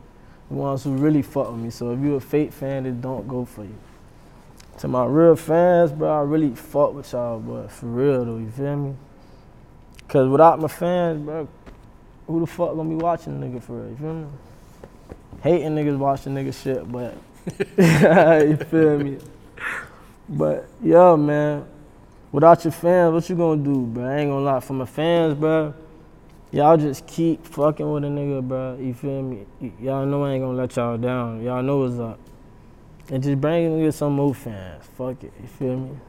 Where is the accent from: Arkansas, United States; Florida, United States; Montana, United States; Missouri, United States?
Florida, United States; Miami; now in Broward County, United States; I'm from Dade, you feel me? So me and Nari been my nigga since middle school